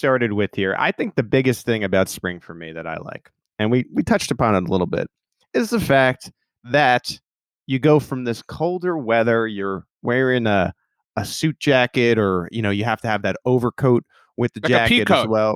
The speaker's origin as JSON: {"language": "English", "region": "New York", "country": "United States", "tie": "born or raised there", "moved": "yes", "lives_now": "Kansas City, United States", "said": "I grew up in New York"}